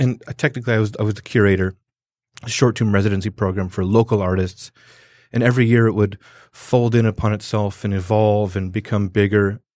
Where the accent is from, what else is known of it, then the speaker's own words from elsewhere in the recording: Southern California, United States; now in Detroit, United States; growing up in Southern California